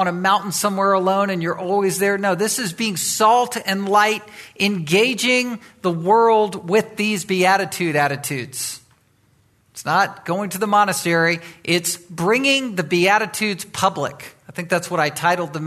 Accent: Virginia Beach, Virginia, United States; moved away; As a teenager, I grew up in Virginia. I grew up on the East Coast and was from Virginia Beach

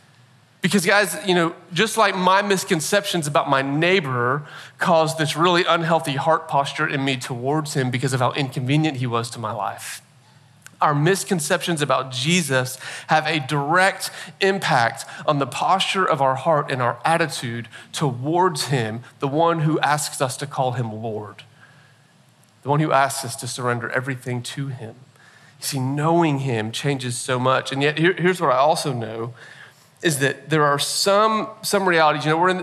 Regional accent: Nashville, Tennessee, United States; born there; I'm not from Nashville originally. I've lived in Nashville now. I was, weird story, born here, but then never lived here until about 8 years ago and moved to Nashville.

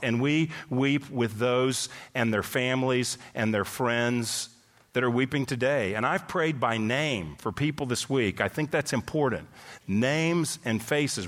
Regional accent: Texas, United States; moved away as an adult; also born or lived in California; I grew up in Texas. Went to California for two decades

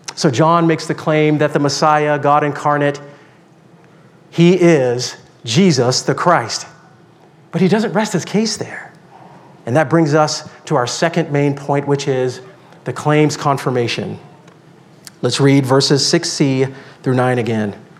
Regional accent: Deep South, United States; I grew up in the Deep South

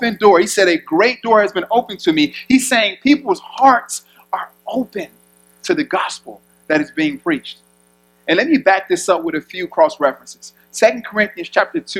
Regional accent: Chicago, Illinois, United States; I'm from Chicago, inner city.

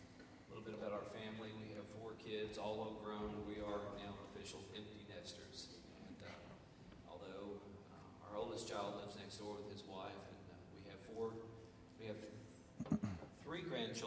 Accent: East Coast, United States; now in Knoxville, United States; I'm primarily from the East Coast, but have lived here for a bunch of years.

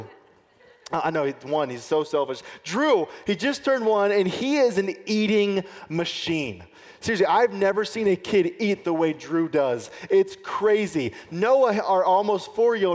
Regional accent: United States; It's part of the way we live in America.

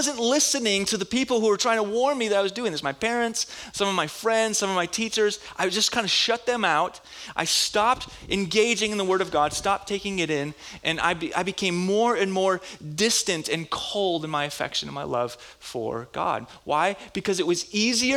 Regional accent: Minnesota, United States; moved away; I was in Bible school back where I grew up in Minnesota

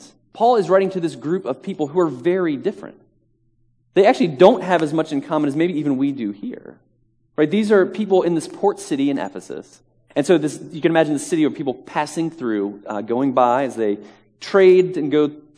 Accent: Virginia, United States; now in Manhattan, United States; I am originally from Virginia and very proud and happy Virginian as well

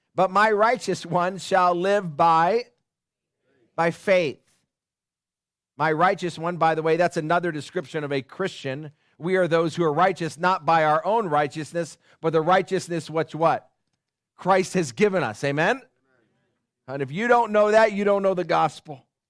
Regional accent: Upland, California, United States; moved away; I grew up in Upland.

